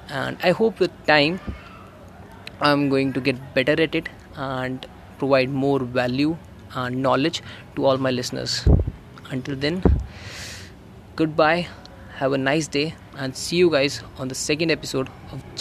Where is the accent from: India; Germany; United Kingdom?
India; Delhi; I am from Delhi, a digital marketer and a middle class teenage guy.